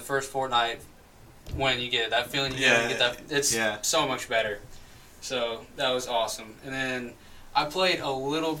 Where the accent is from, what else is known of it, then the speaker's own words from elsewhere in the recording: Madison, Indiana, United States; From Madison, Indiana